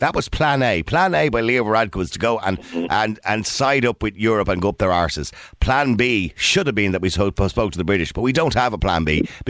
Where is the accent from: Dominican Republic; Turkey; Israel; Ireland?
Ireland; I am absolutely Irish, but at the end of the day, I'm looking after the Irish interests